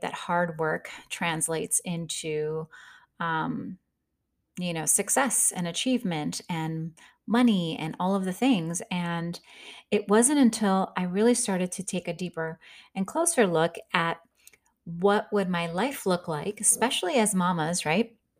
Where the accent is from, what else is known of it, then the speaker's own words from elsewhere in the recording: Midwest, United States; I grew up in the Midwest. We're hard workers.